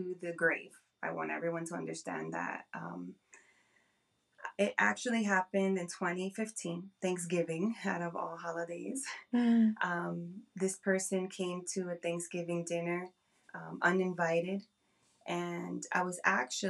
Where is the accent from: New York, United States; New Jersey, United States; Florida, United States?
New Jersey, United States; I am from New Jersey.